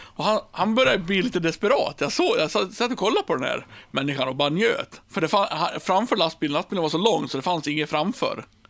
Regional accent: Björbo, Dalarna County, Sweden; i Björbo, där jag kommer ifrån

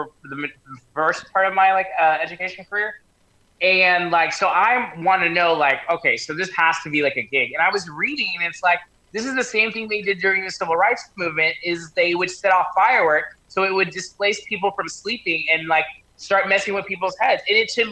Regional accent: the South, United States; I'm from the South

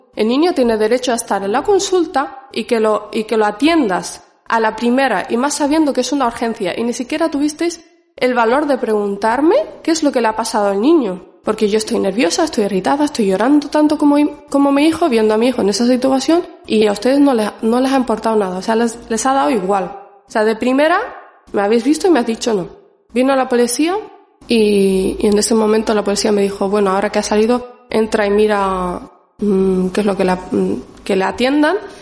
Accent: Canary Islands, Spain; also born or lived in Morocco; now in Basque Country, Spain; Yo vine cinco años más o menos a España. Estuve viviendo en Canarias

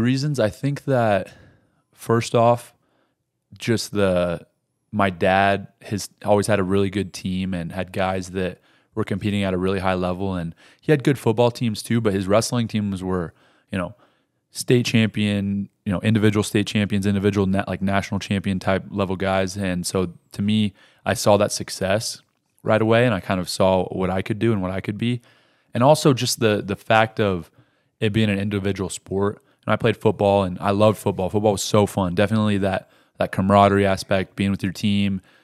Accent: Rifle, Colorado, United States; that's where I was born in Rifle

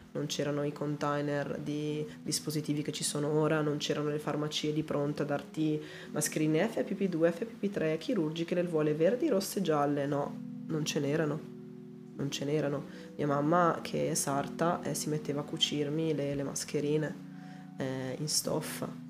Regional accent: Calusco d'Adda, Lombardy, Italy; also born or lived in Ponte San Pietro; io ti dico sono nata a Calusco, cioè sono nata a Ponte in realtà che è qua quarto d'ora da Calusco

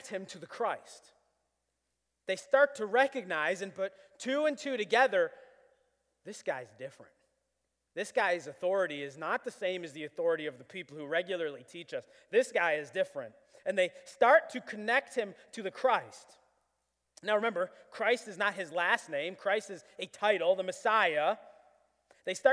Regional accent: Buffalo, New York, United States; I was born in Buffalo

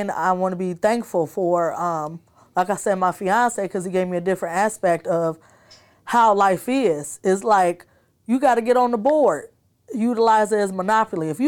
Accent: Davenport, Iowa, United States; also born or lived in Chicago, Illinois; So majority of my high school, I came from Davenport, Iowa. Okay. So you can say I'm from there, but I was born in Chicago and I've been back and forth.

